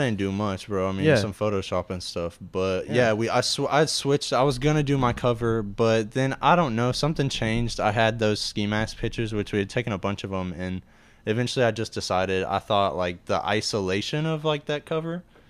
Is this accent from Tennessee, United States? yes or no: yes; Murfreesboro, Tennessee, United States; originally from Murfreesboro.